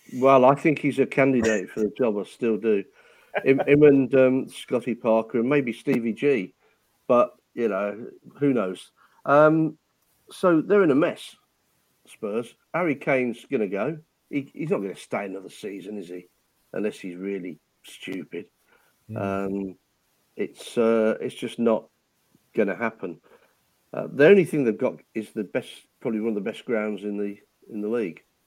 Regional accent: Nuneaton, West Midlands, United Kingdom; I come from Nuneaton

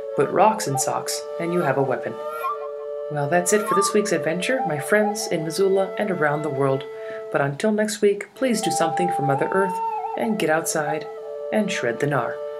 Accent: South Africa; moved away; Growing up in South Africa

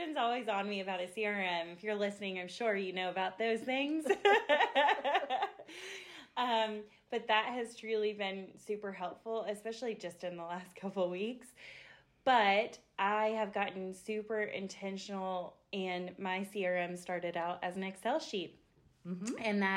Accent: Asheville, North Carolina, United States; I was born and raised here in Asheville, North Carolina

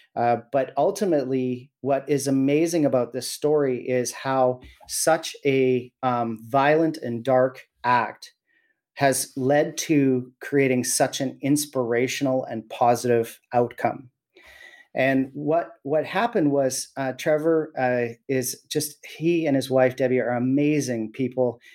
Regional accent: Williams Lake, British Columbia, Canada; I was born and raised in Williams Lake

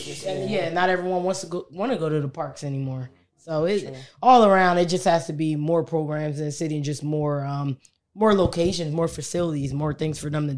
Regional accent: Trenton, New Jersey, United States; I grew up in Trenton.

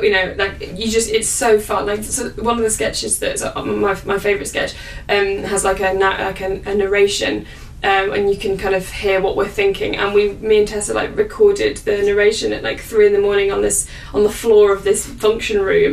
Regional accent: the north of England, United Kingdom; accent: northern; my northern accent comes through more because it's just and I'm from the north.

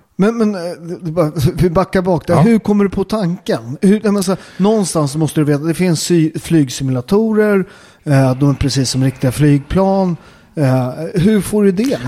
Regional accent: Upplands Väsby, Stockholm County, Sweden; Jag är från Väsby

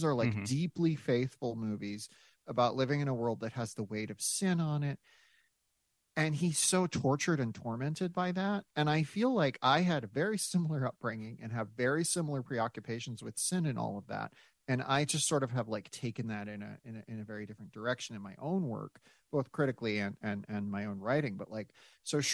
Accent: South Dakota, United States; also born or lived in Grand Rapids, Michigan; I of course then was adopted and grew up in South Dakota, but I was born in Michigan

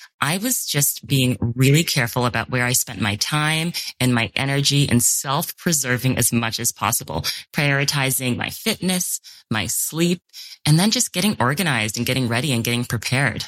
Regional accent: New York City, New York, United States; moved away as an adult; how much of my identity is tied to being a New Yorker, because that is so much of what I know, and it's my life, and it's where I grew up

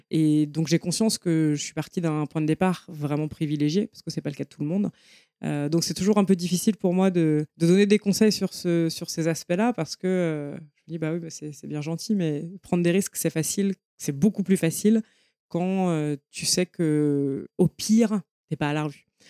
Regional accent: Paris, Île-de-France, France; je viens de Paris. Euh, je suis née dans le 14e. J'ai grandi, j'ai fait mes études à Paris

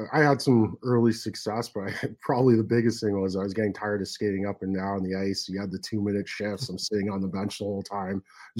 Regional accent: Richmond Hill, Ontario, Canada; also born or lived in Toronto; I grew up in Richmond Hill. So I was born in Toronto. Yeah. My mom ended up moving to Richmond Hill when we were, I think I was like three or four. So I grew up there and just continued playing in Toronto.

